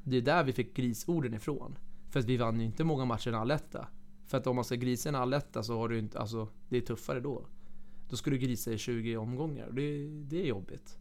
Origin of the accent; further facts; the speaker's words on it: Flemingsberg, Stockholm County, Sweden; moved away; also born or lived in Kalix / Piteå; jag ska börja spela hockey hemma i Flemingsberg, division 4.